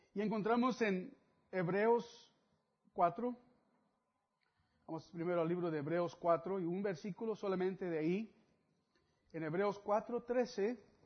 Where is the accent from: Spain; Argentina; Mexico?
Mexico; algunos otros somos de México